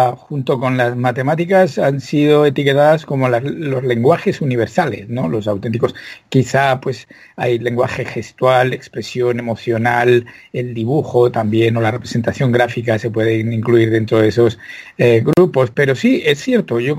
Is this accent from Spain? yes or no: yes; Spain; moved away as an adult; now in United States; nací en España donde me crié, además, afortunadamente en el seno de una familia estupenda. Nunca teníamos dinero, pero había mucho amor eh, y muchos libros y mucha música.